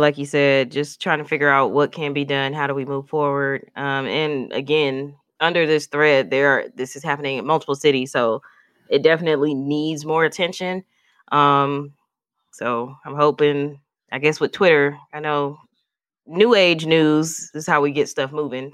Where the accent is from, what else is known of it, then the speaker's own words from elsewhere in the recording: Milwaukee, Wisconsin, United States; we're all from Milwaukee